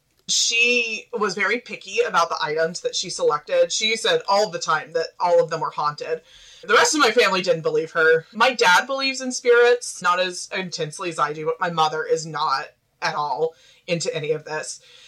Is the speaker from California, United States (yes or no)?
no; Arkansas, United States; accent: Midwestern; now in Kansas, United States; I grew up in Central Arkansas, which people can't usually tell from my accent. I sound pretty Midwestern, but right now I'm in Kansas.